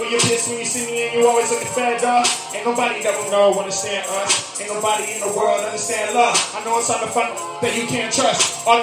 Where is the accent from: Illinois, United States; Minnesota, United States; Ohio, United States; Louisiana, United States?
Ohio, United States; God, I am … the President. We are from Morgan County, Ohio.